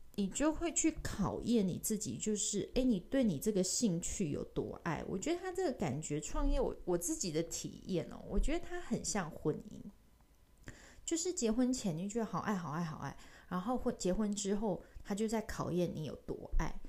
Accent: Taichung, Taiwan; also born or lived in Paris, France / United Kingdom; 我是台中人

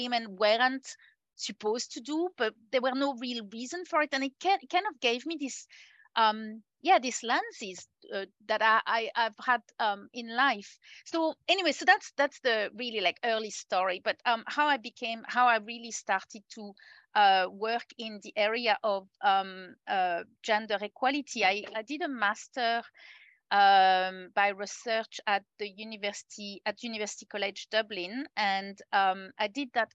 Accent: France; moved away as an adult; now in New Zealand; I'm originally French and I have moved to New Zealand about 17 years ago now

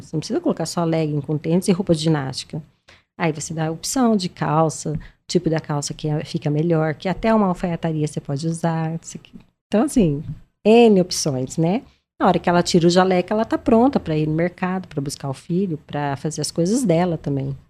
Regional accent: Maringá, Paraná, Brazil; eu sou de Maringá

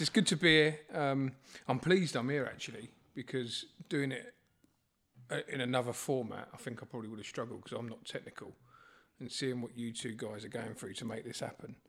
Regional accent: Borehamwood, East of England, United Kingdom; I grew up in Borehamwood

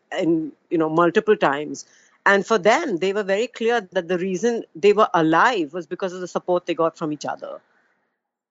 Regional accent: Mumbai, Maharashtra, India; I'm from Bombay

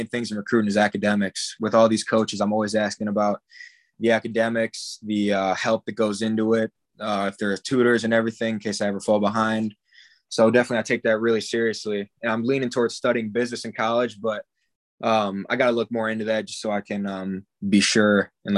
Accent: Michigan, United States; growing up in Michigan, Big Ten football is like huge here.

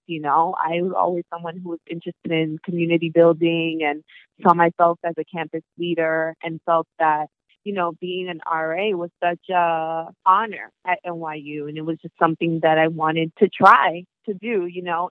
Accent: New York City, New York, United States; also born or lived in New Milford, Connecticut; I am from New York, right? Born and raised

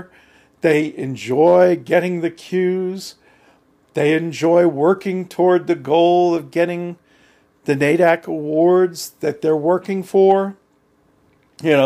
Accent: New Jersey, United States; I was from New Jersey, and I was out in Colorado

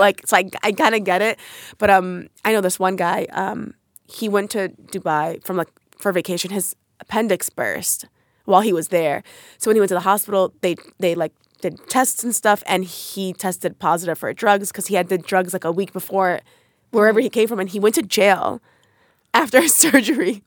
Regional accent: United States; I grew up in New York, New Jersey area.

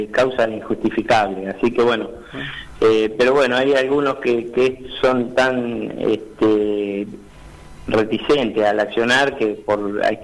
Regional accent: Argentina; que hoy por hoy como ciudadanía y como pueblo argentino somos nosotros eh, quienes eh, tomamos la iniciativa de salir de esta situación adelante

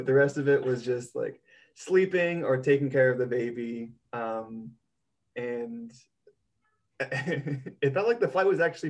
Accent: United States; moved away as an adult; now in Amsterdam, Netherlands; I'm still American.

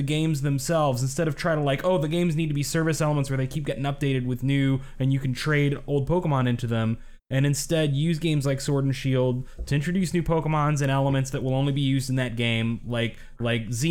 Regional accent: the South, United States; I'm from the South

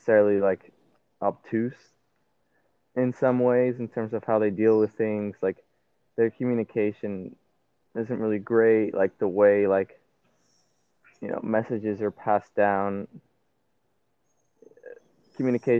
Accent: Puerto Rico; I'm from Puerto Rico

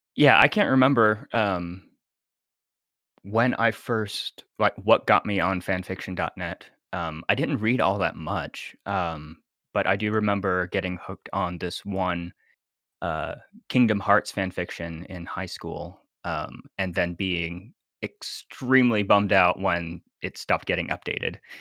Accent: Nashville, Tennessee, United States; I am from Nashville, Tennessee

